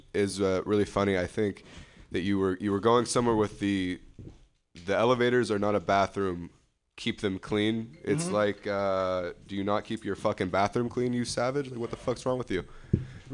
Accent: Modesto, California, United States; the hometown of mine, Modesto

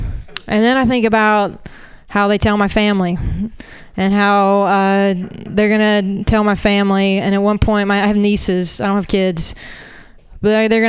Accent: Florida, United States; I'm a Southerner. Florida doesn't count, I guess.

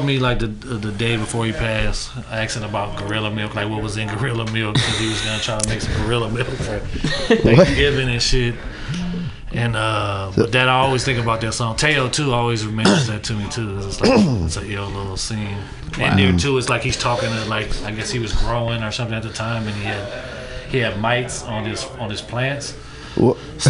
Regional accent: San Francisco, California, United States; me growing up in Fillmore and me working on Market Street

